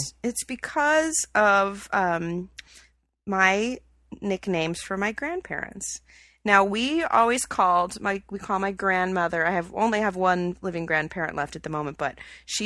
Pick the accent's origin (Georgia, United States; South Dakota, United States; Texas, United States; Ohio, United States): Georgia, United States; Atlanta; now in California, United States; I grew up in Atlanta.